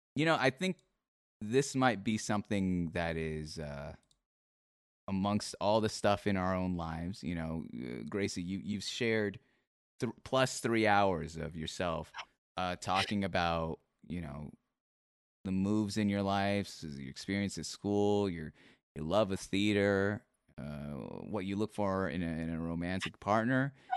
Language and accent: English; Seattle, Washington, United States; I'm from Seattle